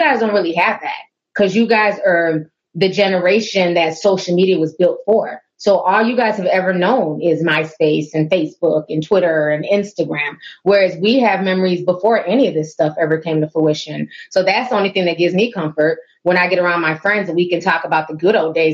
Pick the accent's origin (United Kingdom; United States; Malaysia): United States; Minneapolis, Minnesota; I grew up in the Twin Cities. I live here currently